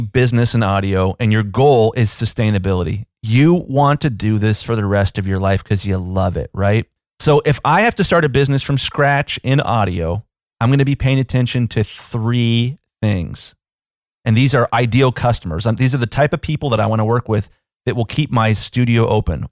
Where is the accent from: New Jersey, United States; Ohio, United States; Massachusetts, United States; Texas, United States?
Ohio, United States; Columbus; I'm from Columbus, Ohio. We're a pretty big city.